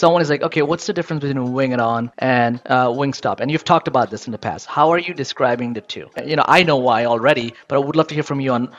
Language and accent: English; New York City, New York, United States; I grew up in Queens, New York. I came here as an immigrant.